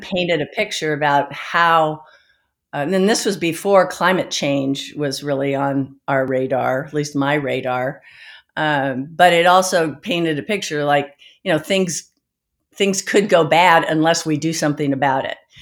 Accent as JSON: {"language": "English", "area": "the Bay Area", "region": "California", "country": "United States", "tie": "born or raised there", "also_born_or_lived": "Eugene, Oregon", "said": "I grew up in California in the Bay Area"}